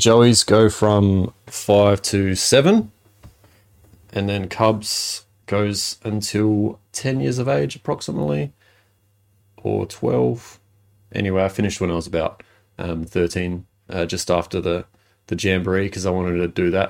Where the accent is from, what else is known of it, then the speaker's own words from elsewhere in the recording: Adelaide, South Australia, Australia; I was born in Adelaide